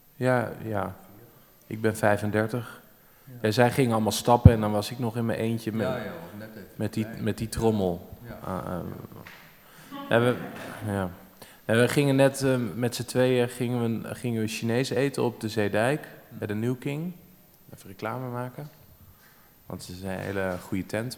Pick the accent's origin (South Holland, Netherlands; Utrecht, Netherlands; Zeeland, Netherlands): Utrecht, Netherlands; Amersfoort; we komen dus allebei uit Amersfoort. Ja. En eh, we zijn er ook allebei eh, geboren